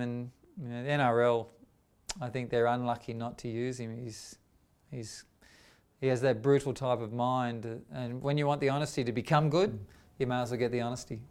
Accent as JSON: {"language": "English", "town": "Sydney", "region": "New South Wales", "country": "Australia", "tie": "born or raised there", "said": "I grew up in Dundas Valley"}